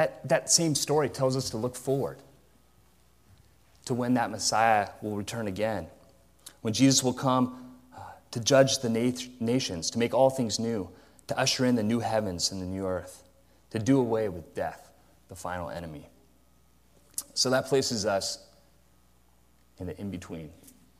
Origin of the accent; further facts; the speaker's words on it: Modesto, California, United States; growing up in Modesto